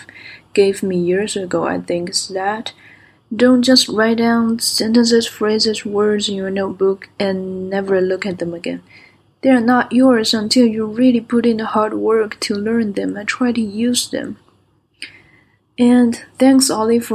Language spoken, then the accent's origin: English; Singapore; from Singapore